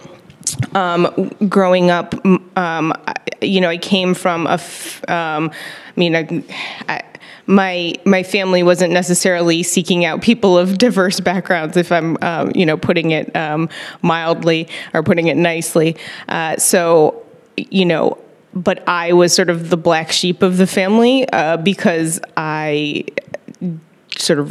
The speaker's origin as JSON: {"language": "English", "area": "suburbs of Chicago", "region": "Illinois", "country": "United States", "tie": "born or raised there", "said": "I'm originally from the suburbs of Chicago"}